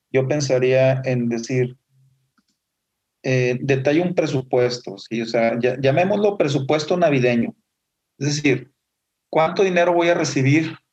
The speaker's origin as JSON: {"language": "Spanish", "country": "Mexico", "said": "como somos nosotros los mexicanos de fiesteros, pues tenemos la celebración navideña"}